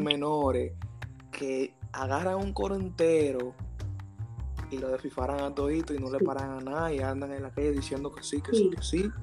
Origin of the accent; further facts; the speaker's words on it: Cotuí, Sánchez Ramírez, Dominican Republic; nosotros somos de Cotuí, entonces nosotros hablamos mucho de Cotuí. Entonces aquí en Cotuí es un pueblo chiquito